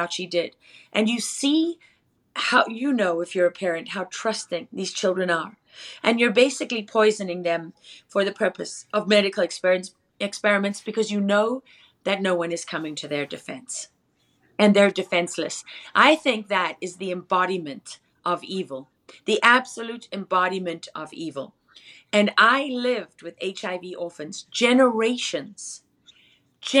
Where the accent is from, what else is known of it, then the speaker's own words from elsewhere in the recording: South Africa; I am from South Africa.